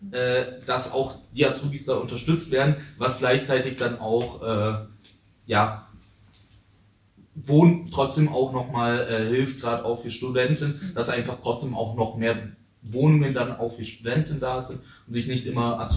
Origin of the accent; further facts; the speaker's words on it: Ulm, Baden-Württemberg, Germany; ich selber arbeite bei der IGBCE, aber gerade eigentlich in Regensburg, aber meine Heimat ist hier in Ulm, deswegen ich trotzdem auch hier bin.